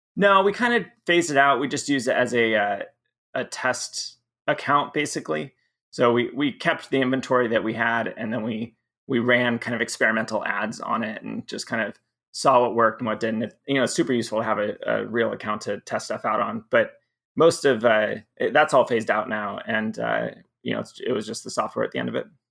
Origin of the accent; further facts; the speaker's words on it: Southern California, United States; also born or lived in Michigan; most of my middle school and high school is in Southern California